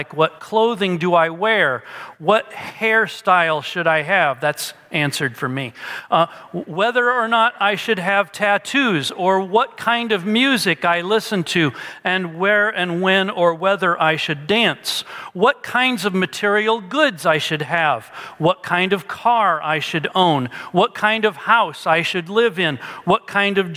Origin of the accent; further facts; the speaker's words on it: Peoria, Illinois, United States; we're from Peoria is that we both grew up using that word, sody